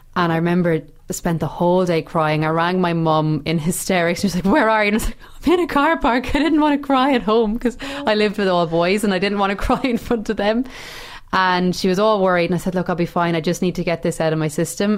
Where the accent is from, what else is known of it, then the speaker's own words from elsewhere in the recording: Ireland; moved away; being Irish over there